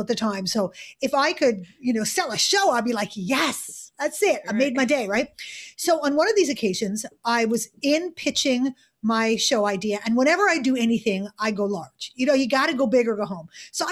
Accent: Montreal, Quebec, Canada; moved away as an adult; also born or lived in United Kingdom; I grew up in Montreal in Canada.

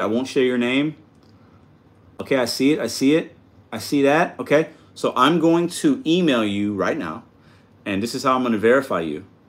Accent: Chicago, Illinois, United States; I was born in Chicago

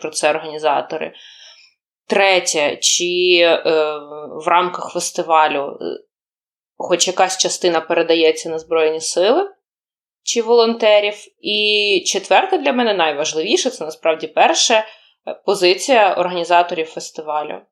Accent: Ukraine; I'm from Ukraine

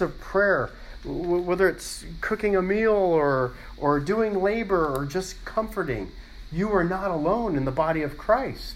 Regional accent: Los Angeles, California, United States; growing up in Los Angeles

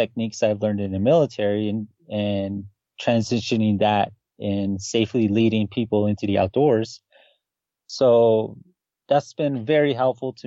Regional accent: United States; also born or lived in Kirtland, New Mexico; I grew up on the Navajo Nation and grew up in the boarding school life

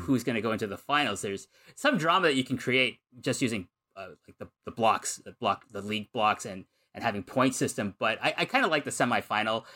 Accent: Numazu, Shizuoka, Japan; my hometown of Numazu

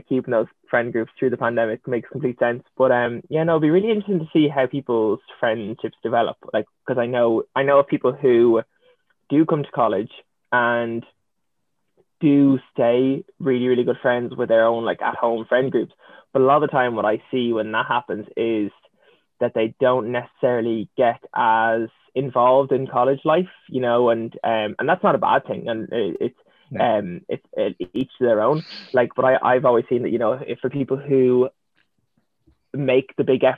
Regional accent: Dublin, Leinster, Ireland; I'm from Dublin

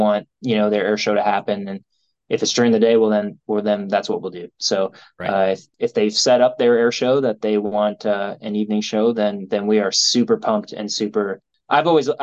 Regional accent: Sault Ste. Marie, Ontario, Canada; also born or lived in North Bay, Ontario; I'm an Ontario boy. I grew up in Sault Ste. Marie.

